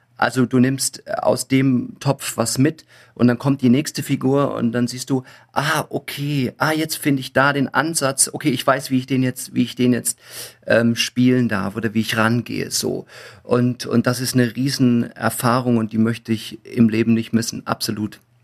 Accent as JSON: {"language": "German", "region": "Thuringia", "country": "Germany", "tie": "born or raised there", "also_born_or_lived": "Coburg / Munich", "moved": "as an adult", "said": "ich bin in der DDR groß geworden, also ich war 18, wo die Wende war"}